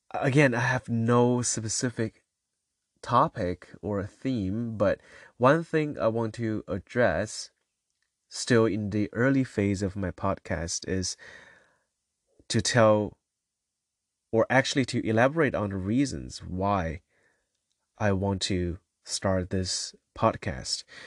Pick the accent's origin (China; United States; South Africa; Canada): China; So I come from China, and, uh, so growing up